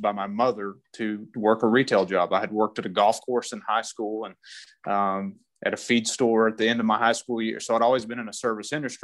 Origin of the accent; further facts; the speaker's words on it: Idalou, Texas, United States; now in Lubbock, United States; I grew up in Idaho, Texas, West Texas boy.